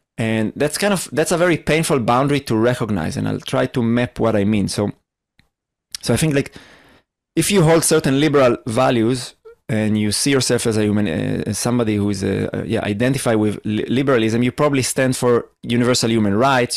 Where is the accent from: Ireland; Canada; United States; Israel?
Israel; I am from Israel